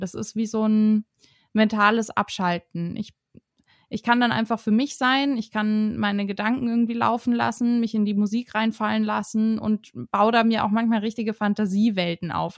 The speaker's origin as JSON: {"language": "German", "town": "Herrsching am Ammersee", "region": "Bavaria", "country": "Germany", "lives_now": "Munich, Germany", "said": "ich bin 26 Jahre alt und wohne und komme aus München, beziehungsweise komme ich aus Hersching am Ammersee."}